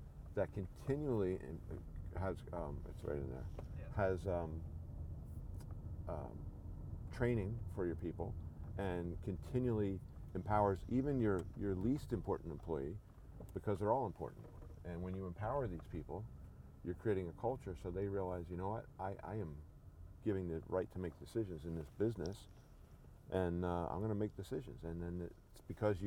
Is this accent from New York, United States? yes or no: no; southern New Jersey, United States; moved away as an adult; also born or lived in Philadelphia, Pennsylvania / Pennsylvania / Georgia; now in Chattanooga, United States; I was born in Philadelphia. And I grew up in southern New Jersey